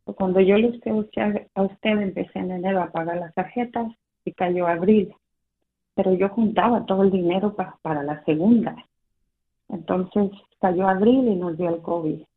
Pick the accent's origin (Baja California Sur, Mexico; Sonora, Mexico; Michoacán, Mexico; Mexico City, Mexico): Mexico City, Mexico; moved away; Estoy de la Ciudad de México.